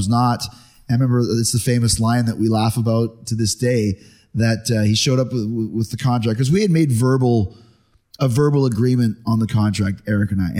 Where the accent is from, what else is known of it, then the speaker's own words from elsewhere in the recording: Winnipeg, Manitoba, Canada; I grew up in Winnipeg, Canada